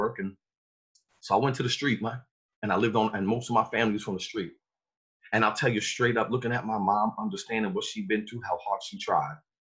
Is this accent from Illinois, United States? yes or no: no; New York City, New York, United States; now in New Jersey, United States; the reason why I speak like this is I come from Brooklyn, New York